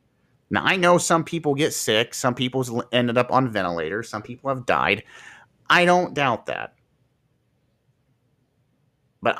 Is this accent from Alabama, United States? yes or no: no; Marion, Ohio, United States; Here in Marion General Hospital, for example, where I'm from Marion, Ohio